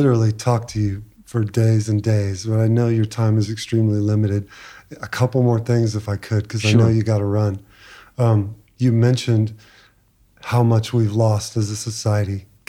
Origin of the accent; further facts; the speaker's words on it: Texas, United States; as a Texan and a descendant of Southern Baptists